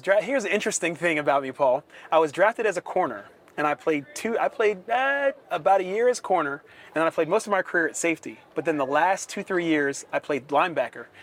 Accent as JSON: {"language": "English", "area": "right outside of Philadelphia", "region": "Pennsylvania", "country": "United States", "tie": "born or raised there", "also_born_or_lived": "Atlanta / New Orleans / Buffalo", "moved": "as an adult", "said": "born and raised in Pennsylvania, right outside of Philadelphia"}